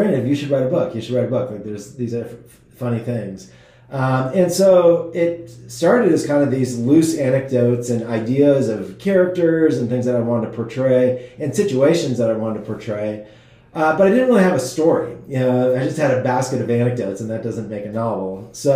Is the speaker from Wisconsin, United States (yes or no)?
yes; Wisconsin, United States; now in Silicon Valley, United States; I mostly grew up in Wisconsin, so I'm a cheesehead.